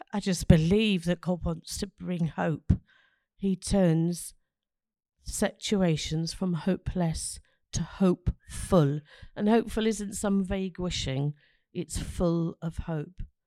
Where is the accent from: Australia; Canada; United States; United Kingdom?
United Kingdom; London; now in Ross-on-Wye, United Kingdom; I come from London